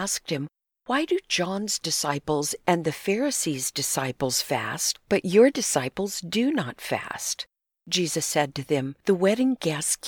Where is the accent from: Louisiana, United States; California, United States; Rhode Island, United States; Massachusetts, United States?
California, United States; Southern; We grew up in Southern California and went to the same junior high